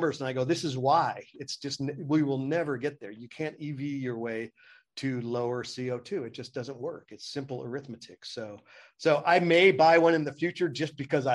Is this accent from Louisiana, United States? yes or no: no; Oakland, California, United States; I'm from Oakland and from downtown Oakland, not a good part of town.